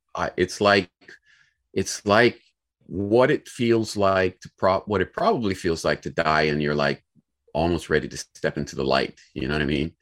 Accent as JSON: {"language": "English", "town": "Cleveland", "region": "Ohio", "country": "United States", "said": "I'm from Cleveland, Ohio"}